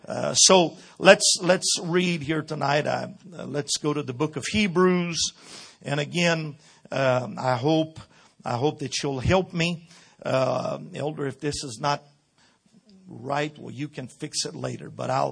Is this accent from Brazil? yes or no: yes; Brazil; This is a different culture, a different, everything is so different. Being born and raised in Brazil, it's a lot different.